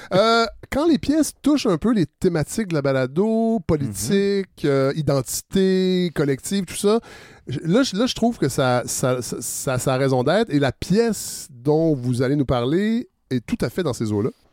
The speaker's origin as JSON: {"language": "French", "region": "Quebec", "country": "Canada", "said": "ce qu'on est devenu en tant que Québécois"}